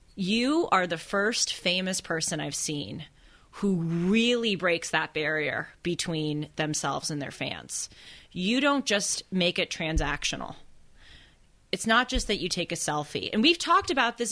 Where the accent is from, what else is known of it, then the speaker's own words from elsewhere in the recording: Los Angeles, California, United States; growing up in Los Angeles, and especially going to the schools that I went